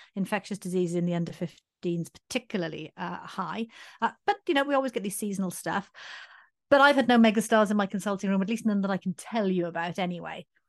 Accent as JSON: {"language": "English", "town": "Swansea", "region": "Wales", "country": "United Kingdom", "tie": "born or raised there", "said": "Swansea, which is actually my hometown"}